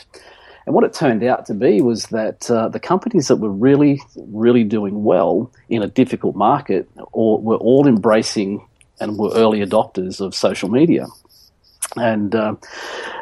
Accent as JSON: {"language": "English", "town": "Nelson Bay", "region": "New South Wales", "country": "Australia", "tie": "born or raised there", "moved": "as an adult", "lives_now": "Gold Coast, Australia", "said": "I grew up in Nelson Bay, and then when I was 21, I moved back up here to the Gold Coast"}